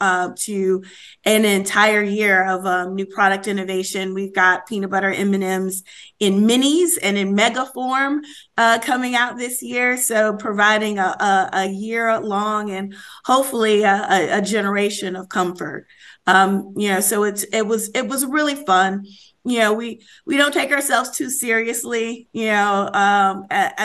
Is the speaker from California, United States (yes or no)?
no; Chicago, Illinois, United States; I grew up in Chicago